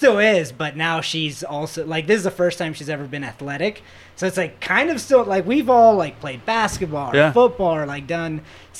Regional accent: Florida, United States; moved away; I'm from Florida.

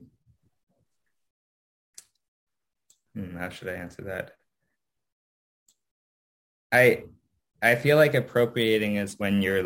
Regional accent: Canada; I had been pretty ashamed of being Japanese Canadian

